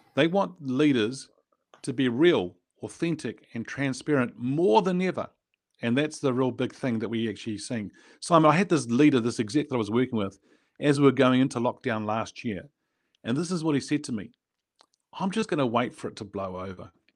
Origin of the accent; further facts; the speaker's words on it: New Zealand; I was born in New Zealand. I grew up in New Zealand.